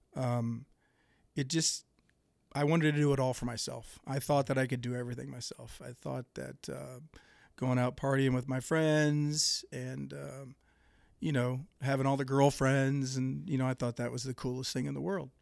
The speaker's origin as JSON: {"language": "English", "town": "Greenville", "region": "Ohio", "country": "United States", "tie": "born or raised there", "said": "I was born and raised in Dark County, gr, a little town called Greenville"}